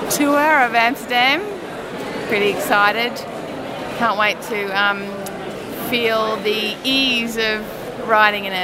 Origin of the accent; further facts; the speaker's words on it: Brisbane, Queensland, Australia; I'm from Brisbane, Australia